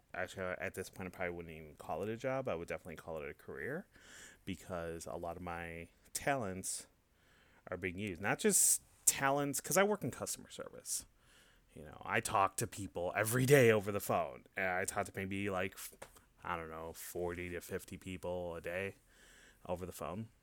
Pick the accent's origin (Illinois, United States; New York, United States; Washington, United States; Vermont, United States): Illinois, United States; Hanover Park; now in Tampa, United States; I'm originally from Chicago, uh, from a small suburb in a northwest suburb. It's called Hanover Park.